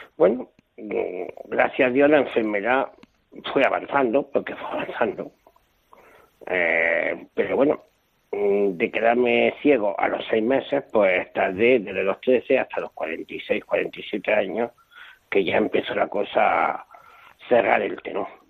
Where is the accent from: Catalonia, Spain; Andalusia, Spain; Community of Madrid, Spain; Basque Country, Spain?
Basque Country, Spain; Bilbao; nací un día 18 de noviembre por la mañana en Bilbao